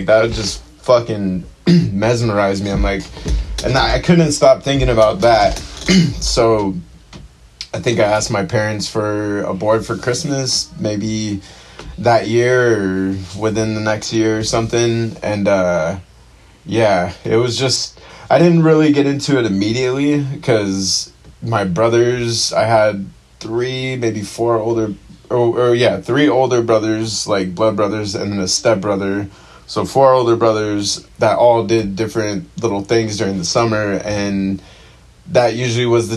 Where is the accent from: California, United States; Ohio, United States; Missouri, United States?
California, United States; Chula Vista; I grew up in Chula Vista, born and raised, been... kind of moving around SD, just pretty much stayed in San Diego my whole life